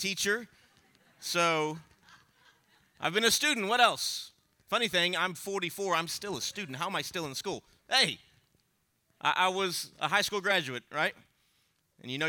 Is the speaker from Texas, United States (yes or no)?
yes; Alice, Texas, United States; I'm an American. I'm a Texan, praise God. I was born an Aletian, fancy talk, born in Alice